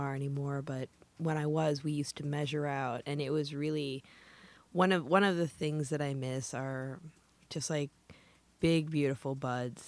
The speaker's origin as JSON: {"language": "English", "region": "northern Michigan", "country": "United States", "tie": "born or raised there", "moved": "as an adult", "lives_now": "California, United States", "said": "I'm from the Midwest. Like, I grew up in northern Michigan, and I've been living in California for going on 25 years."}